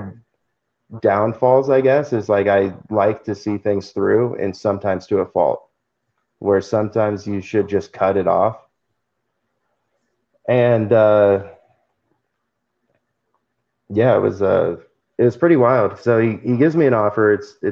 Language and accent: English; California, United States; now in Tulsa, United States; I'm from California